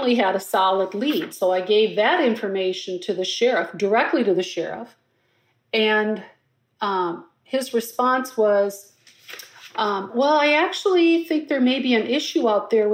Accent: Blooming Prairie, Minnesota, United States; also born or lived in Twin Cities Metro, Minnesota; now in Minneapolis, United States; My hometown of Blooming Prairie

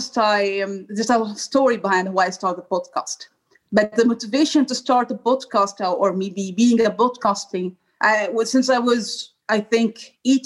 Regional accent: Egypt; moved away as an adult; now in Brussels, Belgium; I'm originally from Egypt and I have been traveling now like 5 years and I have been in different countries

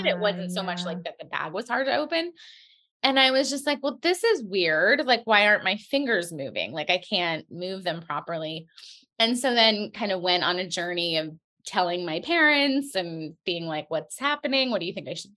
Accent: New York, United States; I'm a New Yorker. I live in Brooklyn

